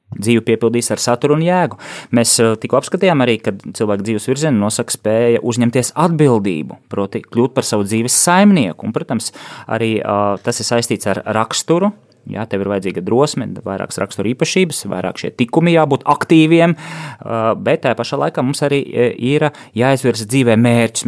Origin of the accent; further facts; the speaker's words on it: Riga, Latvia; moved away as an adult; es esmu dzimis un audzis Rīgā